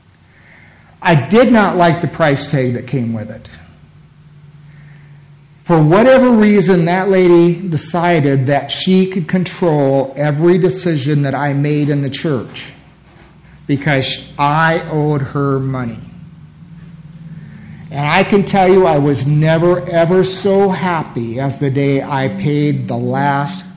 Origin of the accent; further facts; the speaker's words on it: United States; as American Christians